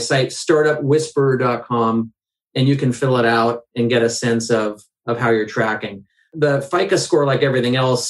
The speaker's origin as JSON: {"language": "English", "area": "the Northwest", "region": "Pacific Northwest", "country": "United States", "said": "I'm from the Northwest. I'm fourth generation."}